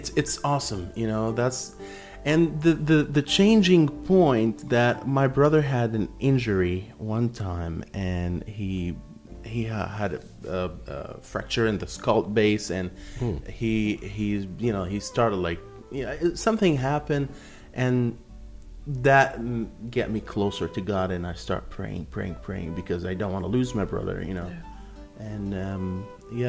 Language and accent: English; Egypt; moved away; I grew up in Egypt